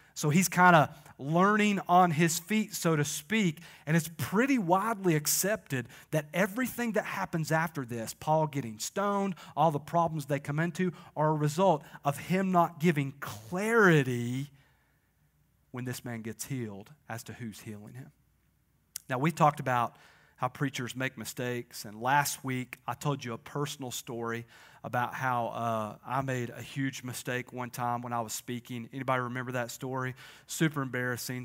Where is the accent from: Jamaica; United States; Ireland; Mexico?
United States; Crossville, Tennessee; A lot of us are from here.